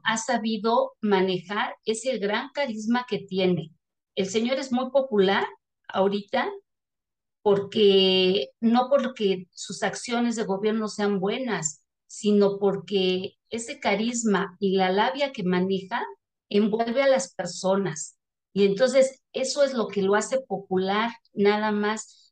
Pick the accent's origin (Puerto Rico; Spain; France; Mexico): Mexico; somos todos los mexicanos que vivimos aquí